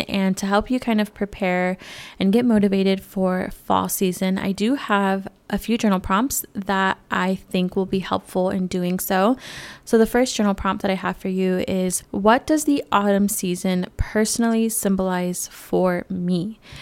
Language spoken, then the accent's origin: English; California, United States; moved away; born and raised in California